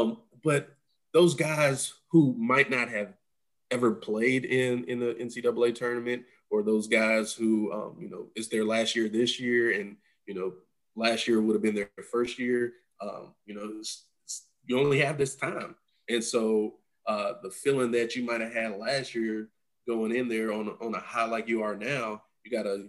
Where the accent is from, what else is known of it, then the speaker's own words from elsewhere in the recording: 15 minutes from Greensboro, North Carolina, United States; 15 minutes away from my hometown